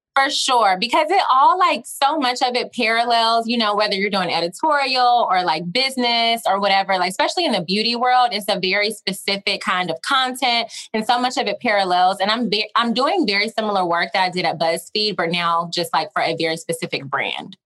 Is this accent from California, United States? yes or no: no; Augusta, Georgia, United States; accent: twang; moved away; I'm from Augusta, which is like a smaller town